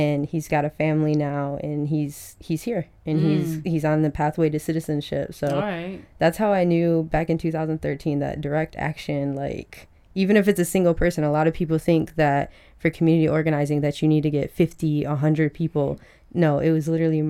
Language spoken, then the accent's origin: English; Belleville, Michigan, United States; also born or lived in Detroit, Michigan / Jalisco, Mexico; He gave me to my grandparents, who took me to Belleville, Michigan. That's where I went to school, but I always came back to Detroit to be with my dad on weekends